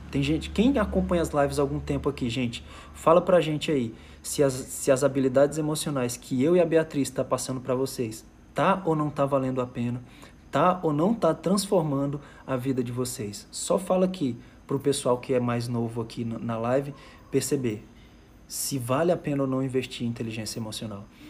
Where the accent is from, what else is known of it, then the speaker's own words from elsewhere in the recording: Fortaleza, Ceará, Brazil; moved away as an adult; also born or lived in Manaus; eu sou de Fortaleza, Ceará